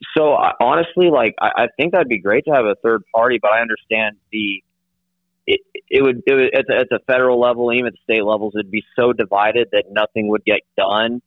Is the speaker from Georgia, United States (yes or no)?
no; southeast Kansas, United States; now in Oklahoma, United States; I'm from uh, from southeast Kansas